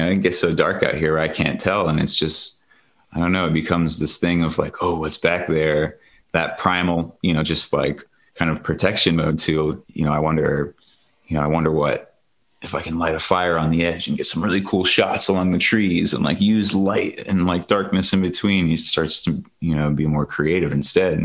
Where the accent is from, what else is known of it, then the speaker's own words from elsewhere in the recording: Ohio, United States; now in Colorado, United States; I grew up in Ohio